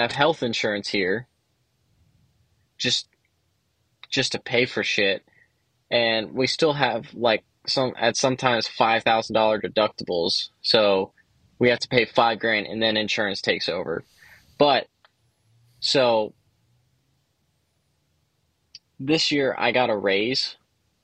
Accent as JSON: {"language": "English", "region": "Florida", "country": "United States", "said": "I'm from Florida, greatest state in the U.S."}